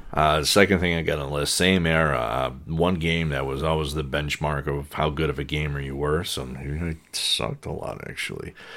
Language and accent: English; Saint Paul, Minnesota, United States; growing up in Saint Paul